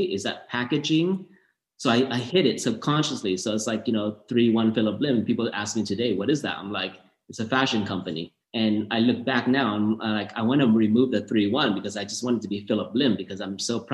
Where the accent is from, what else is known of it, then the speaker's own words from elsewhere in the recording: Orange County, Southern California, United States; also born or lived in Thailand / San Diego; we grew up in Southern California, Orange County